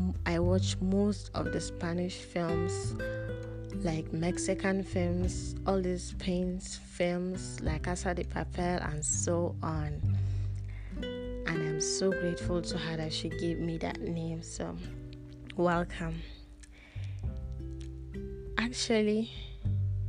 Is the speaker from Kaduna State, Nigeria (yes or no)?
yes; Kaduna, Kaduna State, Nigeria; English is a second language; I'm a Nigerian. I was born and raised in Kaduna, Nigeria, in Africa.